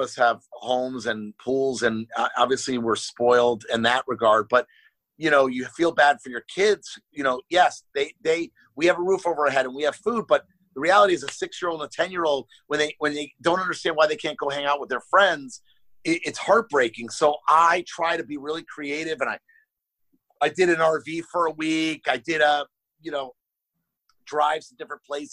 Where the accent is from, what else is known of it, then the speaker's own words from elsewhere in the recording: Miami, Florida, United States; moved away as an adult; also born or lived in New York City; now in Los Angeles, United States; I'm from Miami, born and raised, and then I went to college in New York City for 5 years.